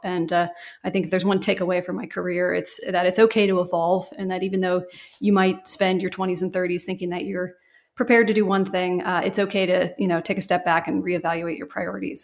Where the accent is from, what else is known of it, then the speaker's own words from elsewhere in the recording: Cincinnati, Ohio, United States; moved away as an adult; also born or lived in Pittsburgh / Atlanta; living in my hometown of Cincinnati